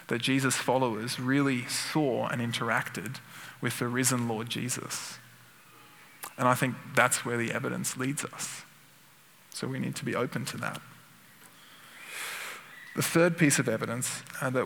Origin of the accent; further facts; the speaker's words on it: Sydney, New South Wales, Australia; my hometown, Sydney